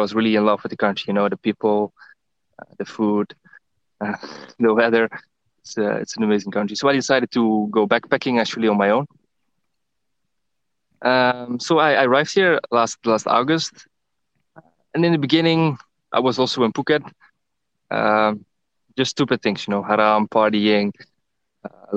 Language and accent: English; Netherlands; now in Thailand; I'm from the Netherlands, and currently I'm in the same country as you, Angel. I'm in Thailand.